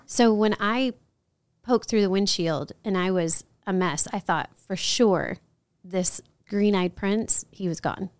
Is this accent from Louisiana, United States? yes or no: yes; New Orleans, Louisiana, United States; moved away; also born or lived in Chicago / San Antonio; I grew up in New Orleans